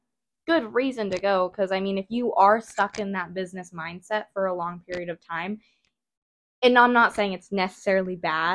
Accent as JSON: {"language": "English", "region": "Midwest", "country": "United States", "said": "because we're from the Midwest"}